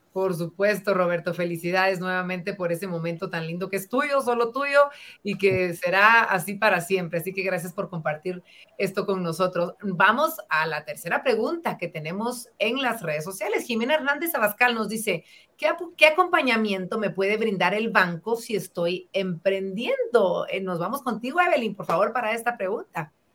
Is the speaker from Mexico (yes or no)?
no; Guatemala